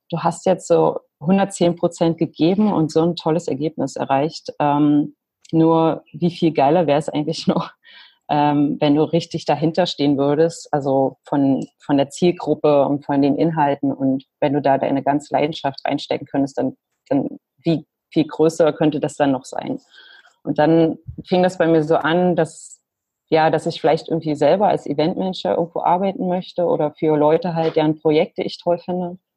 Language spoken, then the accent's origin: German; Lutherstadt Wittenberg, Saxony-Anhalt, Germany; also born or lived in Leipzig; now in New Zealand; ich bin ursprünglich aus Lutherstadt Wittenberg. Da das aber kaum jemand kennt, äh, vor allem hier in Neuseeland, sage ich natürlich nie Wittenberg.